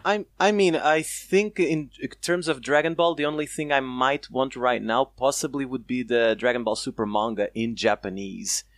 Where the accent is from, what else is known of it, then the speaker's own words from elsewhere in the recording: Portugal; I'm from Portugal